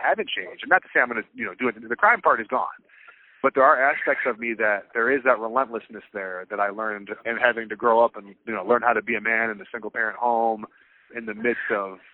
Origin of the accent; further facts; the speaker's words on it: Clarkston, Michigan, United States; now in Freeland, United States; I grew up outside of Detroit, to be more fair, outside of Pontiac, Michigan